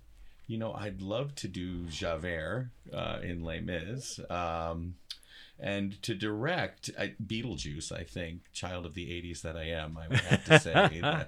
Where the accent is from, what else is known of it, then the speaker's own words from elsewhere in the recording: Massachusetts, United States; now in South Dakota, United States; Yeah, I'm originally from Massachusetts, and went to college in New Jersey, and then started teaching in Western New York, and then grad school in Illinois, and then moved to Ohio, and now here I am in South Dakota.